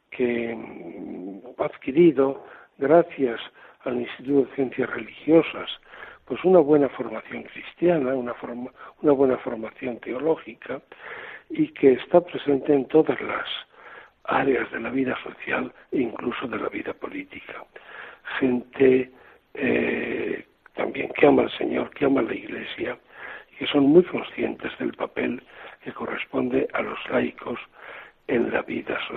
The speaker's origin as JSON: {"language": "Spanish", "region": "Castile", "country": "Spain", "moved": "yes", "lives_now": "Seville, Spain", "said": "Yo mm, soy castellano, pero llevo ya desde el año 2003 en Andalucía primero como obispo de Córdoba y ahora como arzobispo de Sevilla."}